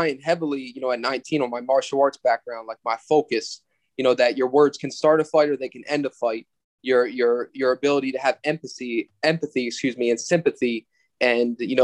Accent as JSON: {"language": "English", "town": "Ocean City", "region": "Maryland", "country": "United States", "tie": "born or raised there", "also_born_or_lived": "Hanover, Pennsylvania / Berlin, Maryland", "said": "I was born in Hanover, Pennsylvania. I grew up there a little bit, and then eventually I moved to Ocean City, Maryland, and finished growing up there and graduated from high school in the Berlin, Maryland area"}